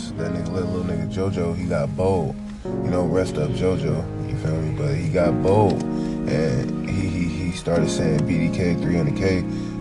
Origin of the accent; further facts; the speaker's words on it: Chicago, Illinois, United States; also born or lived in Cicero, Illinois; Straight out of Chicago, Illinois, West Side